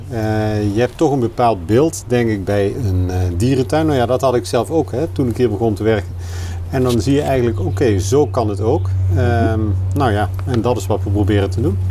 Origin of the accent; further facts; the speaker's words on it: Kerkrade, Limburg, Netherlands; moved away; ik ben geboren in Kerkrade